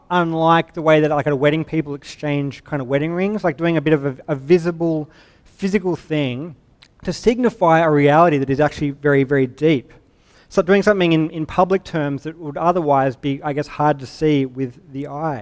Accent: Sydney, New South Wales, Australia; I'm from Sydney. We've got actual waves

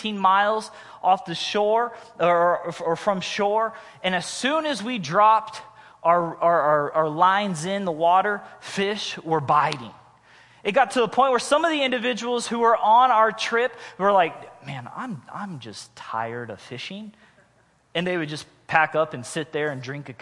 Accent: Missouri, United States; moved away; I was originally from Missouri

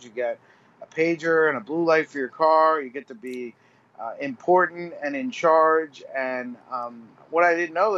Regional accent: New Jersey, United States; I grew up in New Jersey. I was a paramedic in New Jersey for 15 years.

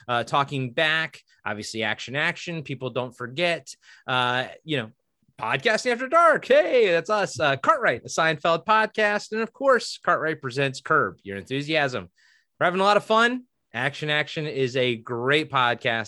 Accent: Maryland, United States; now in Oregon, United States; I grew up in Maryland

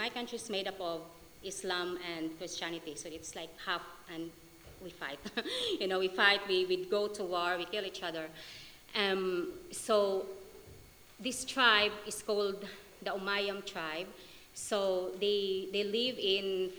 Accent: Philippines; now in Scotland, United Kingdom; my country, Philippines, even though I'm in Scotland, I'm still a Filipino

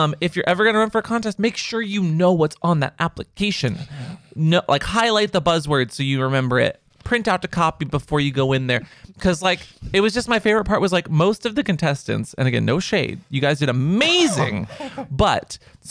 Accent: Texas, United States; I came all the way from this city out in the middle of Texas. Like I came from Lubbock. I came from Dallas.

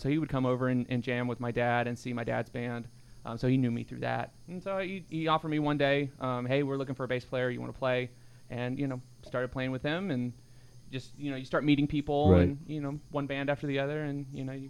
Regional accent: Florida, United States; I grew up in Florida most of my life.

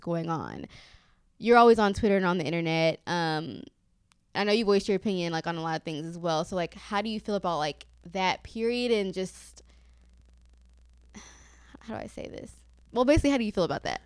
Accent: Kenya; also born or lived in Houston; now in New York City, United States; I'm from Kenya

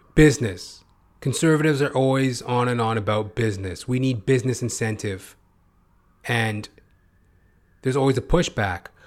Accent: Canada; I'm a Canadian, I'm, I don't live in America

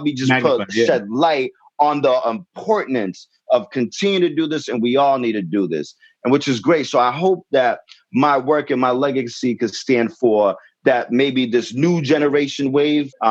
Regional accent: Brockton, Massachusetts, United States; I grew up in Brockton, Mass, and I grew up in the streets, so I grew up in the hood

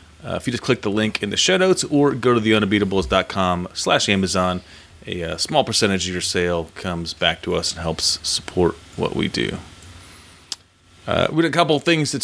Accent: Cleveland, Ohio, United States; I was born in Cleveland. We got family in Cleveland

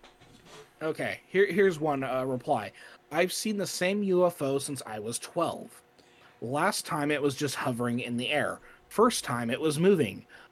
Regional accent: Kentucky, United States; which I could also do camping in my home state of Kentucky.

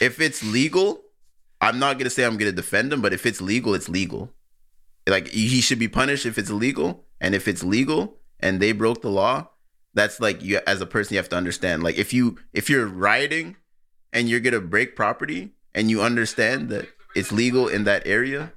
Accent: Nigeria; I'm Nigerian

